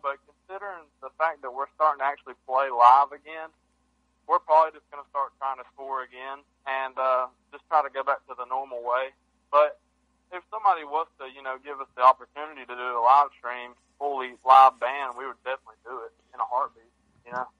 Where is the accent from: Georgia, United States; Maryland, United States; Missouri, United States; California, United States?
Georgia, United States; we're from Georgia